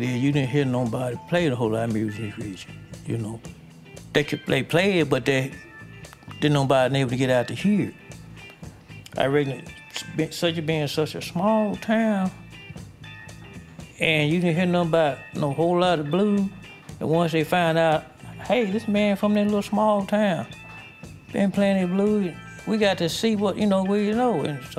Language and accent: English; Duck Hill, Mississippi, United States; it's a small little town, you know, about 1,200, 1,300 people in there, something like that. I was born here in Duck Hill, but I raised out in the country, east of Duck Hill, a little community called Swepper. That's where I'm from, all my life, but I was born in Duck Hill.